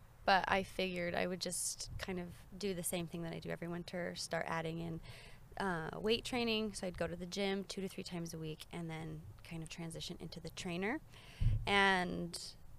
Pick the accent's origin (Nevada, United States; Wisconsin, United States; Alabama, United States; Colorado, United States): Colorado, United States; I grew up in Colorado riding a little bit